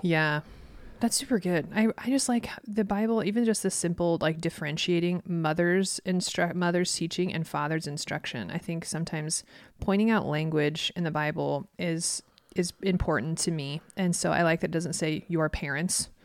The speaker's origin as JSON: {"language": "English", "region": "Midwest", "country": "United States", "tie": "born or raised there", "said": "I grew up in the Midwest where there's a two-lane road"}